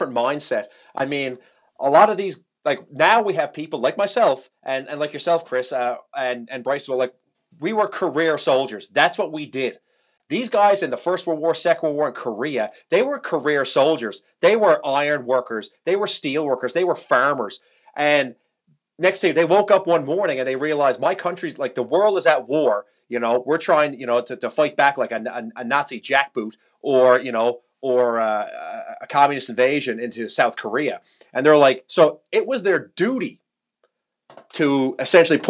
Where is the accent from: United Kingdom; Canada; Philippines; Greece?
Canada; Newfoundland and Labrador; I'm from Newfoundland, I'm from Eastern Canada.